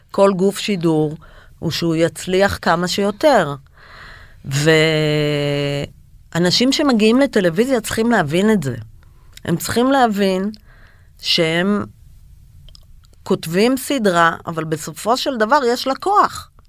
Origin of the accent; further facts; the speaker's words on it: Israel; אנחנו ישראלים, אין איזון בינינו ובין איראן למשל.